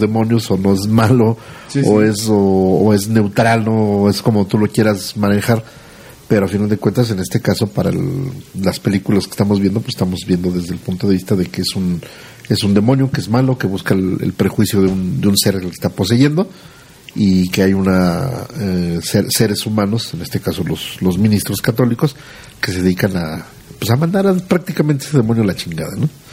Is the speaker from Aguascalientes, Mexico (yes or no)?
yes; Aguascalientes, Mexico; los que somos de aquí de Aguascalientes